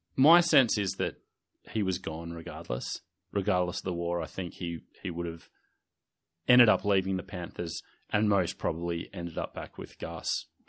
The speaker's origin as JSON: {"language": "English", "town": "Sydney", "region": "New South Wales", "country": "Australia", "tie": "born or raised there", "said": "I certainly felt that snobbery growing up in the Inner West"}